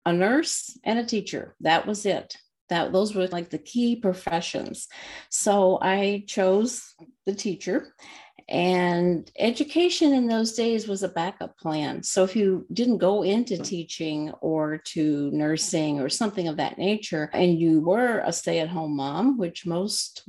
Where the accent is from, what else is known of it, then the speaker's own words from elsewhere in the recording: Texas, United States; moved away as an adult; now in Minnesota, United States; I was born and raised in Texas